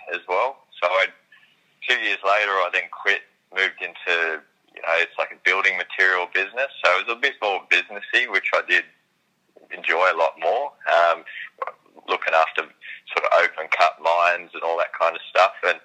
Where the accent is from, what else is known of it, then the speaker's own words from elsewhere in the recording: Sydney, New South Wales, Australia; I grew up in Sydney